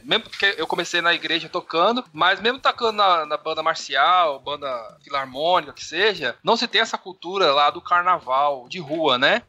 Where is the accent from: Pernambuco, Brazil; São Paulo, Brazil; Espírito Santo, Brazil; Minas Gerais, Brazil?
São Paulo, Brazil; moved away as an adult; also born or lived in Mauá; now in Recife, Brazil; Sou de São Paulo. Vim pra Recife na né, época do concurso da banda